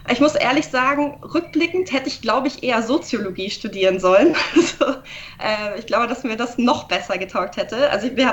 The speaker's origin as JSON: {"language": "German", "town": "Augsburg", "region": "Bavaria", "country": "Germany", "moved": "as an adult", "lives_now": "Nuremberg, Germany", "said": "ich bin nicht in, in Nürnberg aufgewachsen, aber nicht weit weg. Ich, aus Augsburg komme ich, also es war kein, kein weiter Umzug. Äh, ich bin zum Studieren eben hergezogen"}